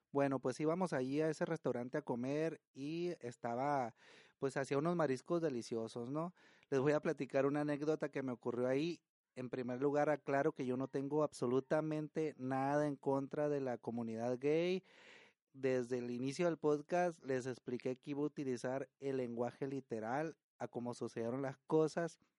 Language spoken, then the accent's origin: Spanish; Estación Dimas, Sinaloa, Mexico; now in Tijuana, Mexico; El pueblo donde yo nací se llama Estación Dimas, es, está en Sinaloa